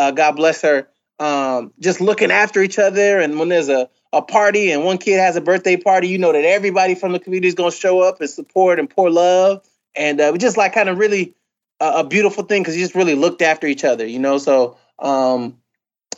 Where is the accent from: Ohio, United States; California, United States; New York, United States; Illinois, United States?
California, United States; Carson; moved away; also born or lived in Inglewood, California / Princeton, New Jersey; Inglewood, where I was born, was a difficult, more difficult situation, but we moved out I was relatively young when we moved to Carson